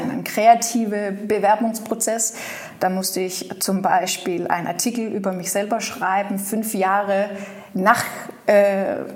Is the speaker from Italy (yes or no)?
no; Aarhus, Central Denmark Region, Denmark; German is a second language; ich bin in Aarhus groß geworden